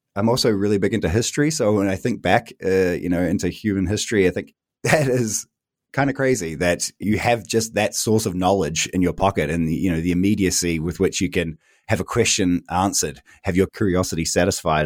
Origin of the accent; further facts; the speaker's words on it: New Zealand; moved away as an adult; now in Berlin, Germany; I am originally from New Zealand, which you can maybe tell from my accent, but I've been living fourteen, almost fifteen years here in Berlin